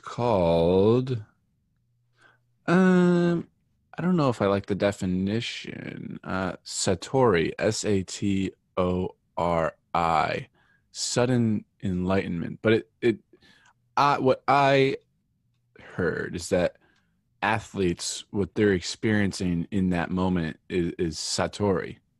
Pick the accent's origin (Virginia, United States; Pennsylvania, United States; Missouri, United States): Pennsylvania, United States; northeastern; I grew up in, uh, northeastern Pennsylvania